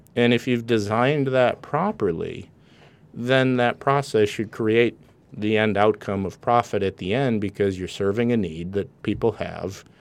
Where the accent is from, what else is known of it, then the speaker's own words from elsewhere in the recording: Wisconsin, United States; accent: a little bit of a Canadian accent; moved away as an adult; now in California, United States; I grew up in Wisconsin